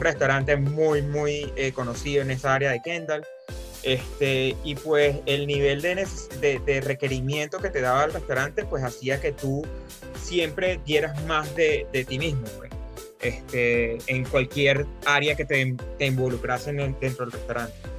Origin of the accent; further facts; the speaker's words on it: Venezuela; moved away as an adult; now in United States; Yo vengo de Venezuela